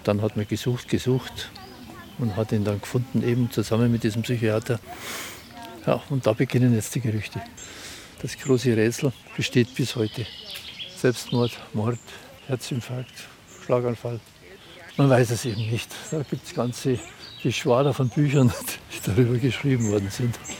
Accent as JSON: {"language": "German", "country": "Germany", "said": "Für uns als Deutsche"}